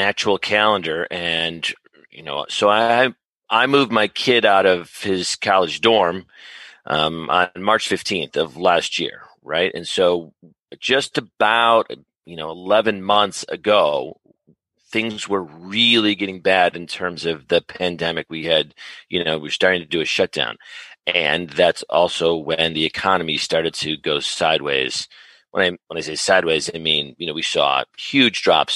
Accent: Chicago, Illinois, United States; now in Atlanta, United States; I'm originally from Chicago, born and raised, native Chicagoan

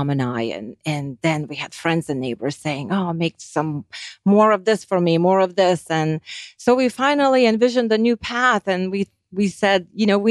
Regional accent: Lithuania; now in United States; I grew up and I was raised and born in Lithuania. Once we moved to United States

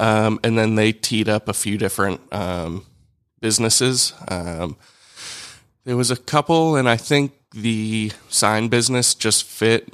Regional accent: Alpharetta, Georgia, United States; also born or lived in Tuscaloosa, Alabama; I grew up here in Alpharetta

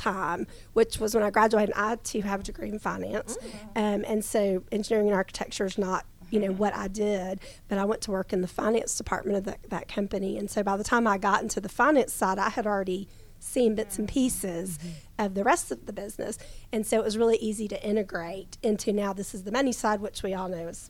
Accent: Gwinnett, Georgia, United States; growing up in Gwinnett

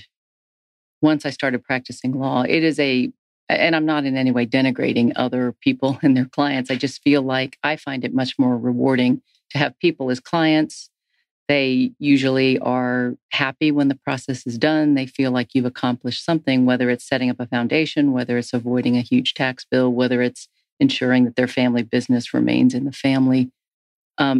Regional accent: Tennessee, United States; I was from Tennessee

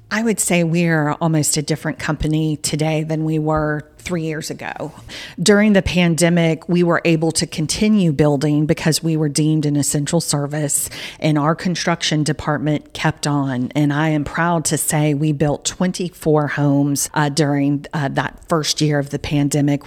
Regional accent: Southern United States, United States; accent: Southern; my Southern accent's now coming out

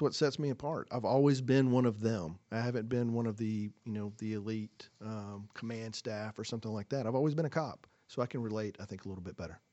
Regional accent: Forsyth County, Georgia, United States; moved away as an adult; now in Hall County, Georgia, United States; I'm originally from Forsyth County. That's where I grew up.

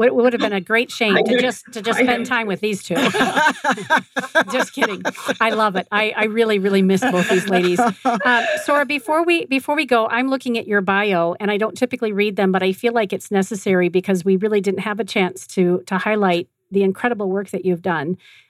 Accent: Belmont, California, United States; That's my hometown. I grew up in that area.

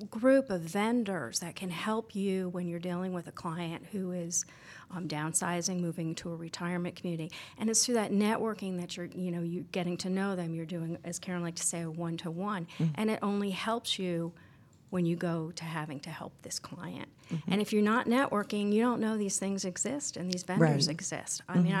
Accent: Albany, New York, United States; I'm from Albany, New York originally.

